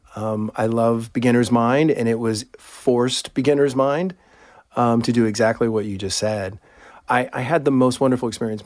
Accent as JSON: {"language": "English", "town": "Houston", "region": "Texas", "country": "United States", "tie": "born or raised there", "said": "I, um, grew up in Clear Lake, Texas, which is part of Houston"}